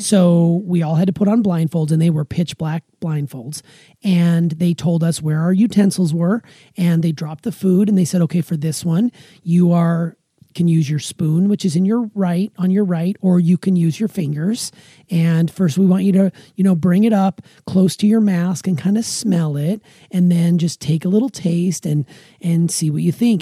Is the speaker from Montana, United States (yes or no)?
yes; Montana, United States; moved away; also born or lived in Wisconsin; where I grew up in Montana